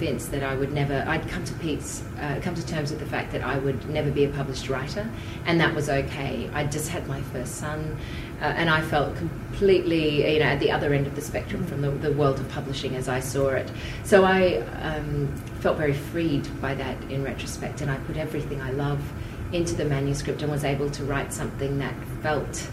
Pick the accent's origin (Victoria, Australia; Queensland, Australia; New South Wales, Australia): Queensland, Australia; Tamborine Mountain; now in Brisbane, Australia; I'd been studying speech and drama growing up on Tambourine Mountain